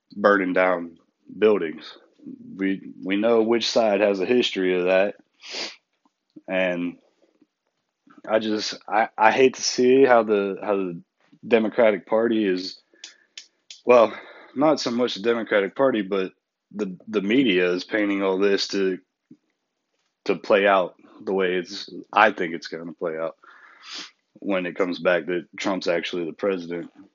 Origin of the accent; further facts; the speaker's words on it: United States; we're American people